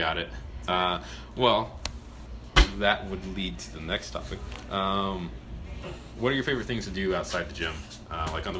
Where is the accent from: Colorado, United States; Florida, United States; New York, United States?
Colorado, United States; Brighton; I'm from Brighton, technically.